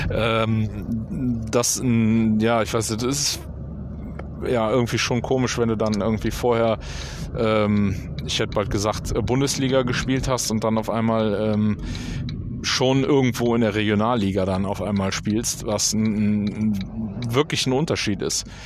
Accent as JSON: {"language": "German", "region": "North Rhine-Westphalia", "country": "Germany", "tie": "born or raised there", "said": "haben dann aber äh, in äh, zurück in meine Heimat. Hier im Oberbergischen haben wir dann äh, Familienplanung äh, äh gemacht"}